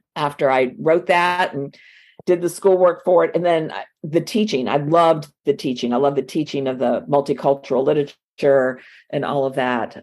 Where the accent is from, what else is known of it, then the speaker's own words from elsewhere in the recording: Miami, Florida, United States; accent: southern; moved away as an adult; now in North Florida, United States; I was born in Miami and raised in Miami, but I've lived up here, up here in the South uh, most of my adult life